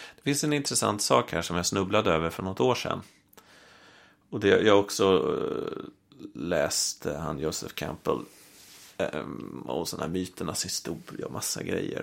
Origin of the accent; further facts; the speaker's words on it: Stockholm, Stockholm County, Sweden; jag är uppvuxen i Vasastan i Stockholm